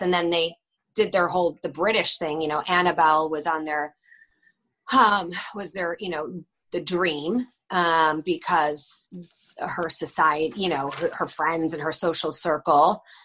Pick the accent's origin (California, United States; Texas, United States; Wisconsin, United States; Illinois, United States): Illinois, United States; Northbrook; moved away as an adult; now in London, United Kingdom; I grew up in Northbrook